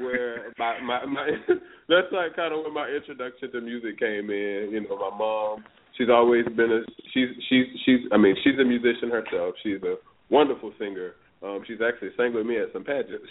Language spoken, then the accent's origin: English; Palatka, Florida, United States; now in Atlanta, United States